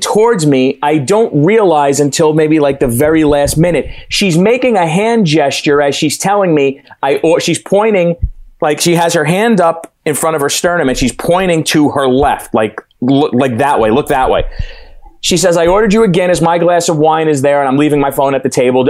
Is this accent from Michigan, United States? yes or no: no; New York City, New York, United States; We're from New York City